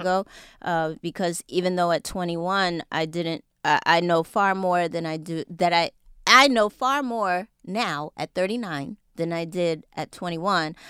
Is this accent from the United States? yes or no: yes; New York City, New York, United States; I'm originally from Jamaica, Queens, New